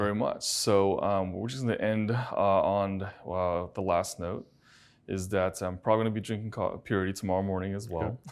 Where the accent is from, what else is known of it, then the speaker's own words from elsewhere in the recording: China; now in United States; I was born in China, and I, and I grew up in China.